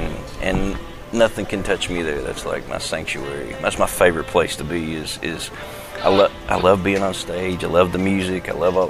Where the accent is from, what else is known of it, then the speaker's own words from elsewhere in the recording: the South, United States; born there; I always say I was born in the South, but I've been cultured since.